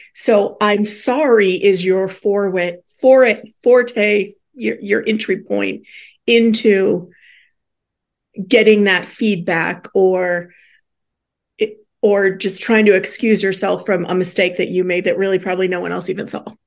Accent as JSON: {"language": "English", "region": "Midwest", "country": "United States", "said": "we're Midwesterners"}